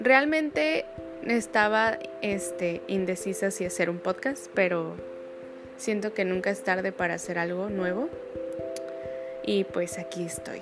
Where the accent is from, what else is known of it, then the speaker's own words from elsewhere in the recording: Guadalajara, Jalisco, Mexico; moved away as an adult; now in Manzanillo, Mexico; soy de Guadalajara, Jalisco y estoy viviendo en Manzanillo